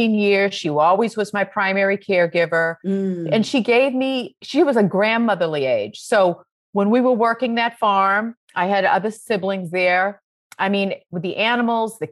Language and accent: English; Maine, United States; moved away; also born or lived in Roxbury, Massachusetts; I am from Maine, born and raised. We were farmers